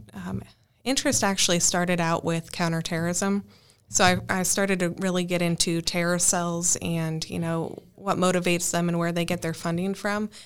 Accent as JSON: {"language": "English", "region": "Northern Arizona", "country": "United States", "also_born_or_lived": "Dallas, Texas", "moved": "as an adult", "said": "I am from Northern Arizona, where I worked as a structural and wildland firefighter for the last ten years"}